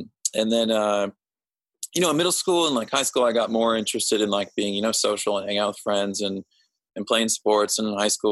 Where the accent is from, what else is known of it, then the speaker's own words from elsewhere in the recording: Overland Park, Kansas, United States; I grew up in like Overland Park, Kansas, which is near Kansas City